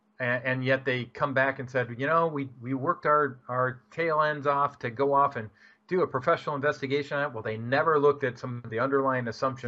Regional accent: Dearborn, Michigan, United States; I was actually born in Dearborn, Michigan.

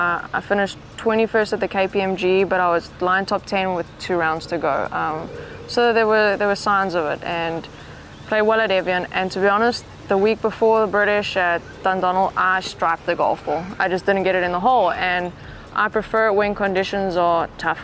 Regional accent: South Africa; growing up in South Africa

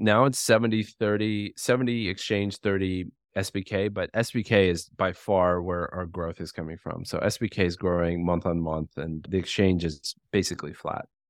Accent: United States; I'm American.

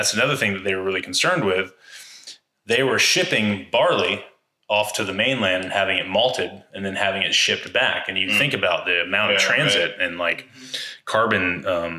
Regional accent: Atlanta, Georgia, United States; I'm from Atlanta

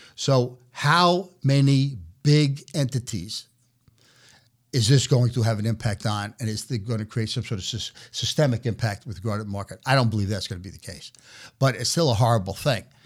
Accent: New York City, New York, United States; moved away as an adult; also born or lived in Omaha; now in New York City, United States; I was born and raised in New York City

